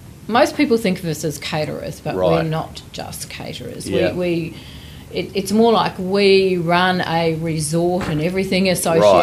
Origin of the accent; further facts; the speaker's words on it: Naracoorte, South Australia, Australia; I was born in Narracourt, South Australia